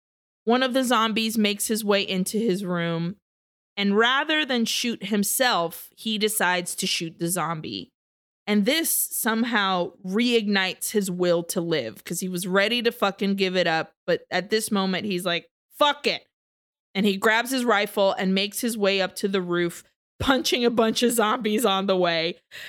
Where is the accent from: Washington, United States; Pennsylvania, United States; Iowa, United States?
Pennsylvania, United States; Pittsburgh; I'm from Pittsburgh and I have the privilege of being someone that was in a fucking George Romero movie.